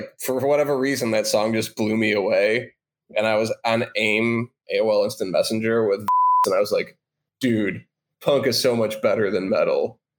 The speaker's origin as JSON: {"language": "English", "town": "Chicago", "region": "Illinois", "country": "United States", "tie": "born or raised there", "said": "growing up in Chicago."}